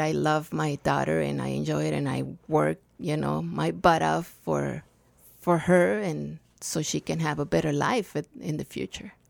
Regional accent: Nogales, Sonora, Mexico; English is a second language; moved away as an adult; also born or lived in Rio Rico, Arizona; now in Tucson, United States; I've born in Nogales, Sonora uh, 54 years ago

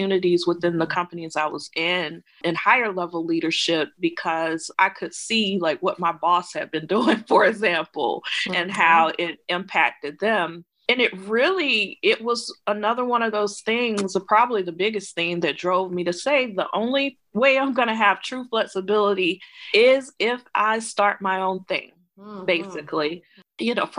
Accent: Edison, Georgia, United States; moved away as an adult; also born or lived in Atlanta, Georgia; So I grew up in Southwest Georgia, grew up in poverty.

